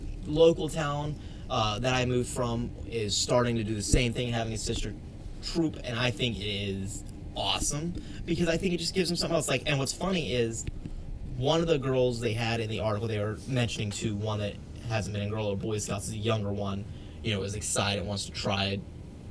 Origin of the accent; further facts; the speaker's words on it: South Georgia, United States; where I grew up in South Georgia